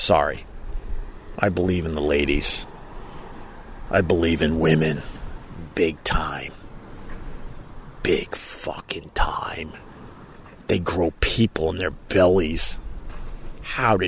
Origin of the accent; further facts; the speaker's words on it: Long Island, New York, United States; when I was growing up on Long Island